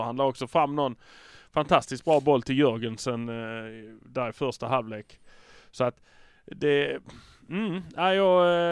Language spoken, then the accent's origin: Swedish; Malmö, Skåne, Sweden; vi är från Malmö